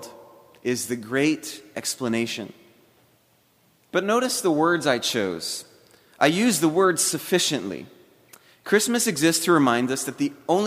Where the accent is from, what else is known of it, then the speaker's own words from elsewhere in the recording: Hawaii, United States; also born or lived in South Florida; now in Alabama, United States; I'm not a native of South Florida. I'm actually a native of Hawaii